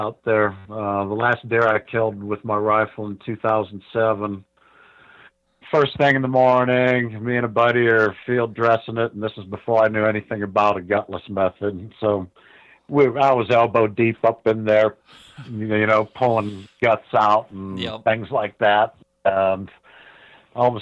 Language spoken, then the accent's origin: English; Ohio, United States; moved away as an adult; now in New Mexico, United States; I grew up in Ohio.